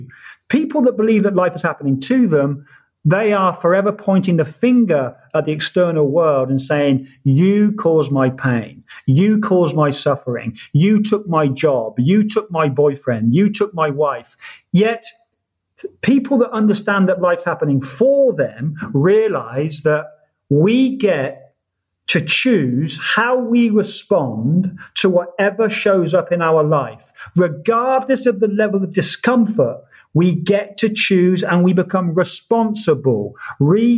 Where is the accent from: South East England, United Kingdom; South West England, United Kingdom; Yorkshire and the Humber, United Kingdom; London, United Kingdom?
South East England, United Kingdom; Oxford; moved away as an adult; also born or lived in Ibiza; born in Oxford, born and bred in Oxford, stayed there for 18 or 19 years